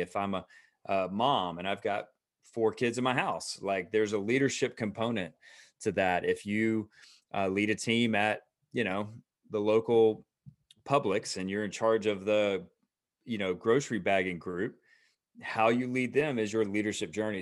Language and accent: English; Atlanta, Georgia, United States; also born or lived in Roswell; we are, uh, again, native Atlanta